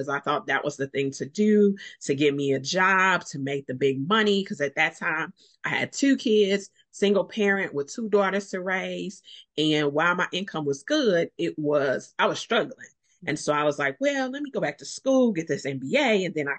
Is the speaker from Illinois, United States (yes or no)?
yes; Chicago, Illinois, United States; also born or lived in Mississippi / New Orleans; I am a Chicagoan, born and raised